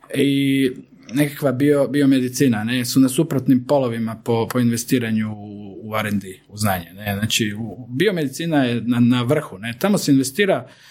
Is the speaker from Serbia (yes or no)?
no; Croatia